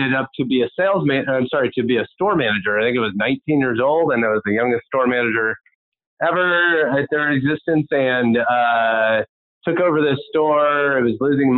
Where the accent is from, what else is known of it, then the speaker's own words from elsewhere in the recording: Pleasanton, California, United States; moved away as an adult; also born or lived in San Jose / Riverside; now in San Diego, United States; I grew up out of the San Francisco Bay Area. Was born in San Jose, but actually I consider most of my growing up in Pleasanton, which is in the East Bay